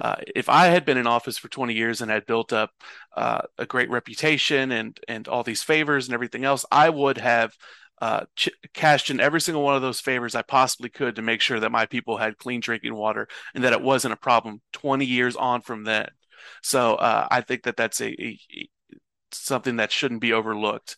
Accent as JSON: {"language": "English", "town": "Louisville", "region": "Kentucky", "country": "United States", "tie": "born or raised there", "said": "am originally born and raised in Louisville, Kentucky."}